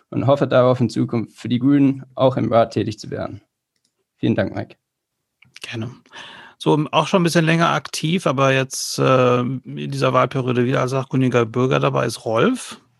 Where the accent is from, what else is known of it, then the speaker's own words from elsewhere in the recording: United Kingdom; now in Enger, Germany; Ich bin gebürtiger Brite und wohne jetzt seit zwei Jahren hier in Enger, Ortsteil Besenkamp.